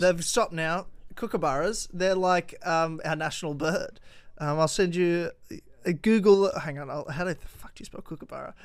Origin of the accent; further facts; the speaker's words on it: Victoria, Australia; now in Brisbane, Australia; when I was growing up in Victoria